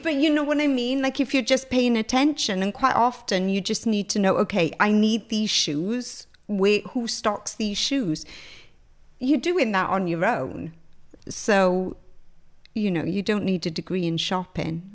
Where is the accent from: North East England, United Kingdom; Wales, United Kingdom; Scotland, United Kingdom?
Wales, United Kingdom; Pontypool; moved away as an adult; I grew up in Griffiths Town